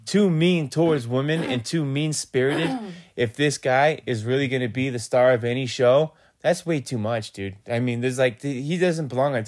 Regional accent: Gloucester, Massachusetts, United States; I grew up in Gloucester, Massachusetts

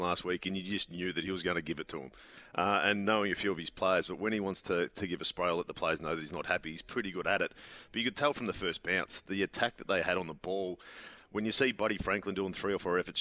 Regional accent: Colac, Victoria, Australia; I remember growing up in Colac

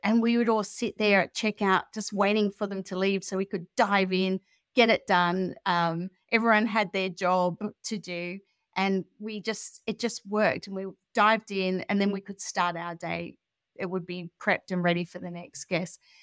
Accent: Australia; moved away as an adult; also born or lived in Europe; now in United Kingdom; I'm Australian, but I'd been traveling around Europe for a long time with my family, and I moved to the U K

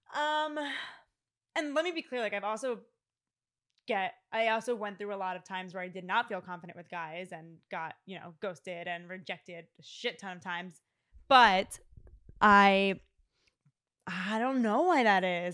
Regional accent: suburbs of Philadelphia, Pennsylvania, United States; born or raised there; moved away

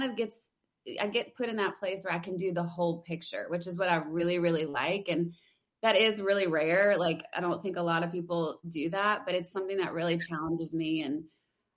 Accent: Louisiana, United States; moved away as an adult; now in Nashville, United States; I'm from Louisiana, so I went to LSU

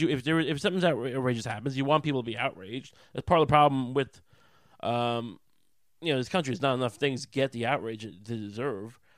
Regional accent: Long Island, New York, United States; I grew up on Long Island

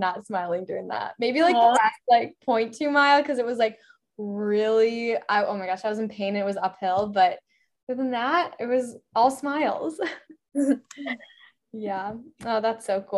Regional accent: Michigan, United States; I'm from Michigan

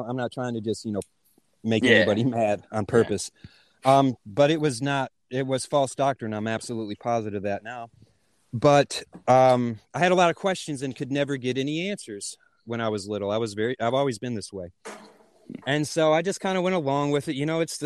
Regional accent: Hopkinsville, Kentucky, United States; moved away as an adult; also born or lived in North Carolina; met my wife in my hometown of Hopkinsville

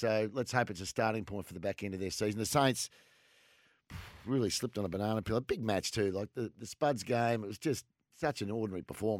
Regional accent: Australia; Yeah, well, of course I did. I'm Australian.

